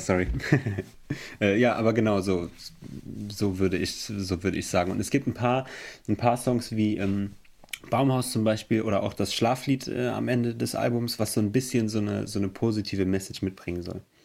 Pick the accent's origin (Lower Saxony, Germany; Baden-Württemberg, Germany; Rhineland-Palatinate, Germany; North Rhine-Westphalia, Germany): Rhineland-Palatinate, Germany; Emmelshausen; Wir kommen aus Emmelshausen. Das ist im Hunsrück